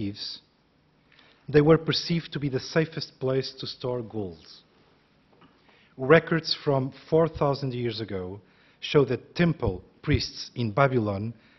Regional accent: Portugal; moved away as an adult; also born or lived in France / United States / Brazil; now in United Kingdom; Growing up in Portugal

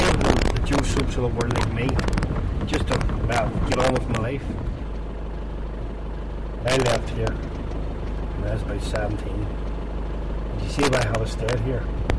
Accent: Belfast, Northern Ireland, United Kingdom; born there; I can show you where I was born on the Shankill.

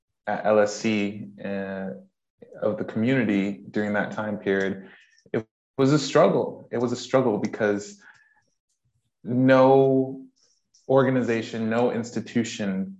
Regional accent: United States; moved away as an adult; now in United Kingdom; as you can tell from my accent, I am from the States, but I have been in the UK for 6 years

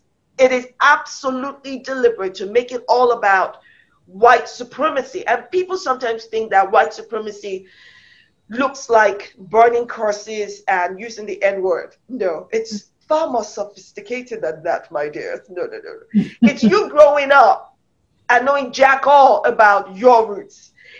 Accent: United Kingdom; So as a black woman, of I'm British, and I'm Nigerian, I'm African from the roots of my head to the soles of my feet.

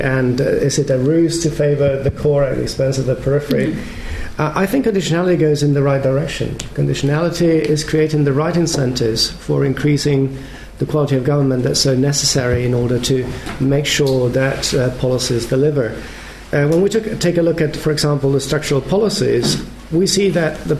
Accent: Spain; I come from Spain

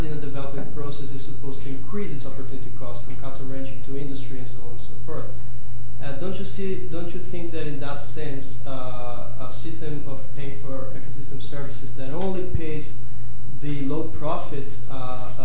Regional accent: Brazil; I'm from Brazil

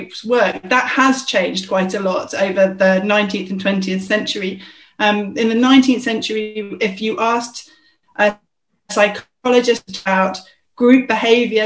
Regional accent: London, United Kingdom; I'm a South Londoner

